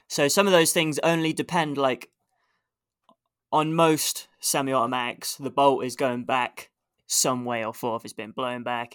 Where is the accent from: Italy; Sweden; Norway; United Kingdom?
United Kingdom; England; now in Canada; being English